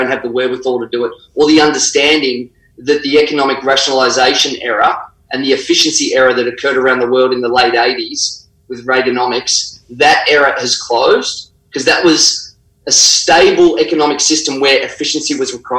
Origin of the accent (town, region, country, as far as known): Australia